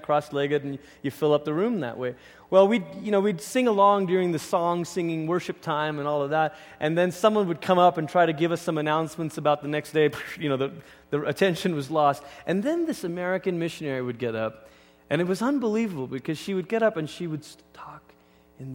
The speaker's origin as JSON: {"language": "English", "country": "Malaysia", "tie": "born or raised there", "moved": "as an adult", "lives_now": "United States", "said": "I grew up in Malaysia"}